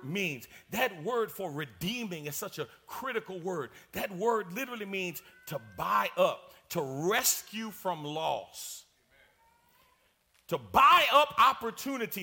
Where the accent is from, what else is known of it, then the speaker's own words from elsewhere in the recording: New York, United States; I'm from New York